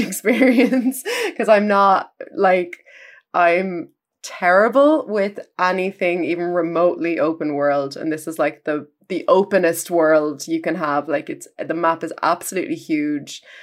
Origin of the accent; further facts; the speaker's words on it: Ireland; as an Irish music critic